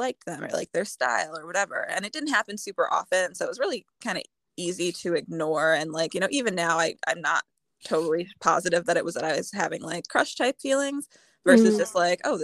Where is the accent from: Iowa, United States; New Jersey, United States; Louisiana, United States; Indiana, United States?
Indiana, United States; I'm from Indiana